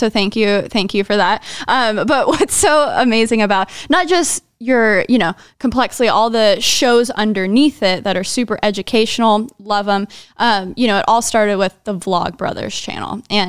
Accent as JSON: {"language": "English", "region": "Texas", "country": "United States", "said": "I'm from Texas, you know, so I've seen plenty of horses."}